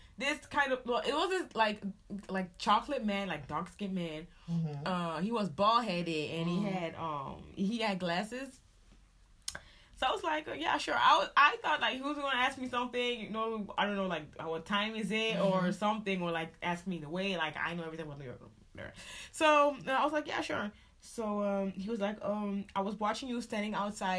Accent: Amsterdam, North Holland, Netherlands; I'm from Amsterdam

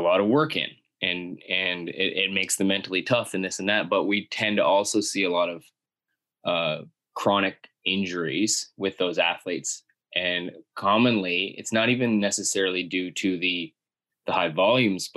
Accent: Miramichi, New Brunswick, Canada; my hometown, Miramichi, is a small town

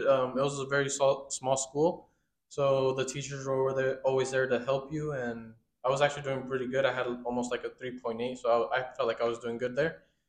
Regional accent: Oakland, California, United States; moved away as an adult; also born or lived in San Francisco, California; now in Antioch, United States; I was born in San Francisco, but raised in Oakland. And right now I'm living out in Antioch.

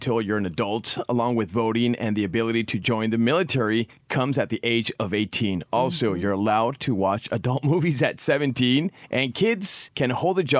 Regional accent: United States; growing up in the States

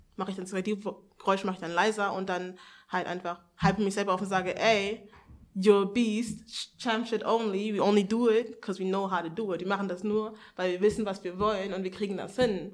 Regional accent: Hanover, Lower Saxony, Germany; ich bin 21 Jahre alt, ich komme aus Hannover.

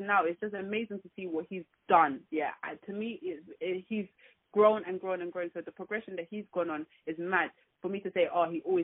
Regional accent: London, United Kingdom; I'm from London

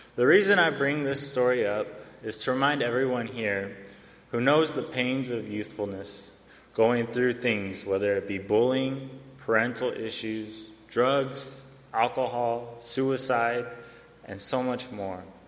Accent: Arizona, United States; I come from the Salt River Pima Maricopa Indian community in Arizona

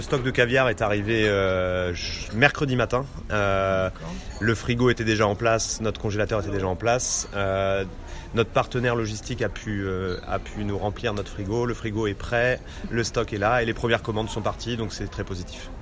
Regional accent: Normandy, France; moved away as an adult; now in London, United Kingdom; je viens de Normandie

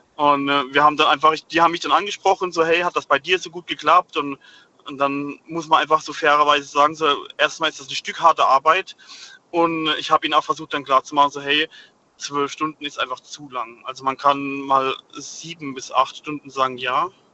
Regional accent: Rhineland-Palatinate, Germany; moved away; Ich komme gebürtig aus der Südpfalz

